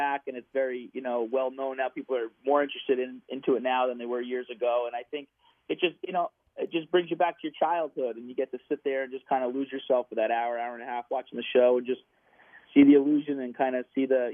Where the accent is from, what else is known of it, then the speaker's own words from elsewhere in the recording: New Jersey, United States; Born and raised in New Jersey and spent my summers down Atlantic City area and my winter's up in North Jersey, so I'm a true New Jerseyan.